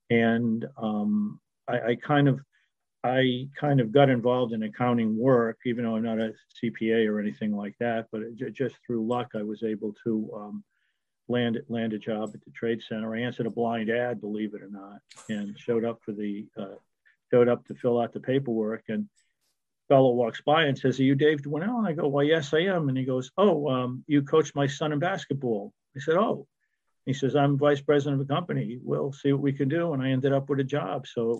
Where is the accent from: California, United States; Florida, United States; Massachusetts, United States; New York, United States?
Massachusetts, United States; Millbury; I grew up in central Massachusetts in a small town called Millbury, which, as you could probably guess, had about 8 or 9 mills in it. It was a blue collar town. Everybody knew everybody, kind of like Mayberry of Andy Griffith.